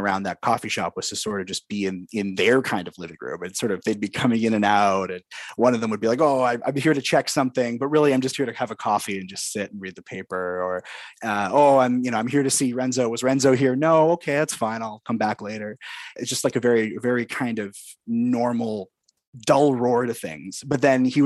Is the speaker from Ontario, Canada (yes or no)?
no; Vancouver, British Columbia, Canada; growing up in Commercial Drive